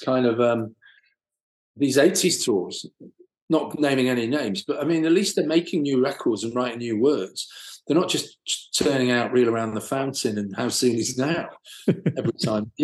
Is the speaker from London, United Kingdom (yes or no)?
no; Manchester, North West England, United Kingdom; growing up in Manchester